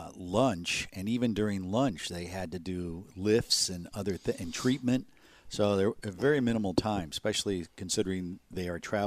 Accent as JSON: {"language": "English", "region": "Illinois", "country": "United States", "tie": "born or raised there", "said": "I grew up in the outside of Chicago."}